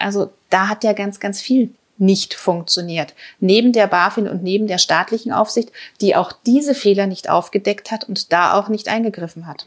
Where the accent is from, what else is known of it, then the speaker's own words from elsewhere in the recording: Germany; als Deutsche